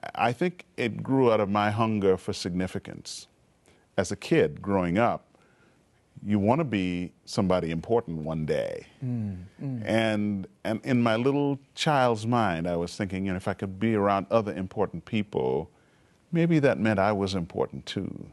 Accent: Montreal, Quebec, Canada; also born or lived in Trinidad; I was growing up in Montreal, Canada. I was actually born in Trinidad and uh, when I was 10 years old, we moved to Canada.

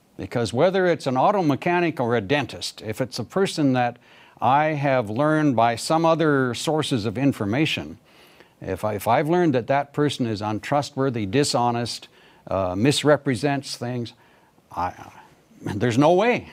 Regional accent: Canada; moved away as an adult; also born or lived in Pakistan / India; I'm from Canada

